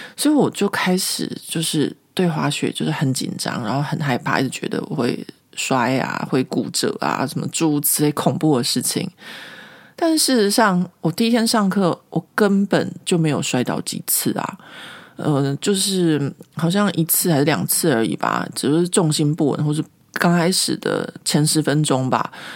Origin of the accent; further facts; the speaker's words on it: Taiwan; moved away as an adult; now in Paris, France; 就有点像我们在台湾